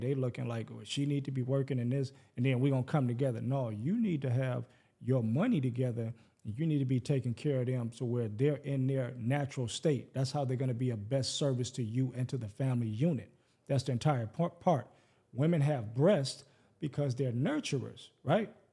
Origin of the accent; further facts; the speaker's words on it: Detroit, Michigan, United States; growing up in Detroit, which is, by statistics, the blackest city in America. We eighty-seven percent black